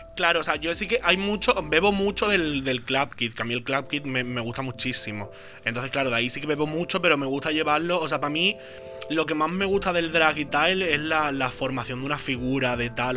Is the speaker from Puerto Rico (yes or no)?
no; Jerez de la Frontera, Andalusia, Spain; moved away as an adult; now in Barcelona, Spain; yo vengo de Jerez